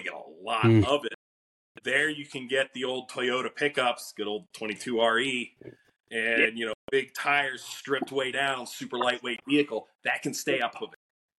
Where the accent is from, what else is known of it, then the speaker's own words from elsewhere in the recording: western Pennsylvania, United States; I grew up kind of west side. I was from Evansburg, right between Johnstown and Elmira.